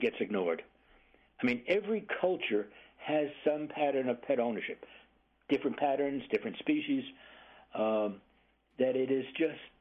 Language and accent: English; New York City, New York, United States; moved away as an adult; also born or lived in California; I am originally from Brooklyn, New York, like everybody else. And so pets were very uncommon. Apartment living, high density